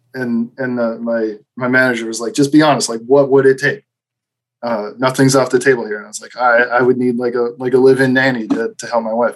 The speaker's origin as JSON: {"language": "English", "region": "Midwest", "country": "United States", "also_born_or_lived": "Wisconsin / Green Bay", "said": "I'm from Midwest"}